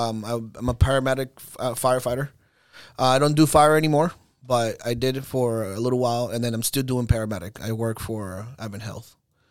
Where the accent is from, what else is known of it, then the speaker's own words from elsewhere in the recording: Orlando, Florida, United States; passion for 4x4, it's in me, Venezolano. We do that a lot there. But I go Jeep towards the Jeep side because I was raised in Orlando.